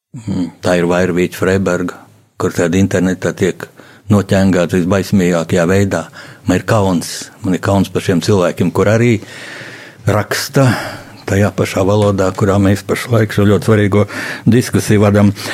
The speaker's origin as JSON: {"language": "Latvian", "country": "Latvia", "said": "mēs esam latvieši, mīlēt Latviju"}